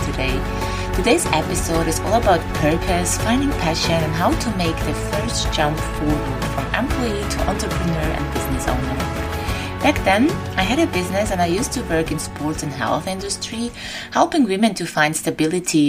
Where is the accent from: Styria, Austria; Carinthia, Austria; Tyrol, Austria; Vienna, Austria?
Vienna, Austria; moved away as an adult; now in Crete, Greece; I left my hometown Vienna and I moved to Crete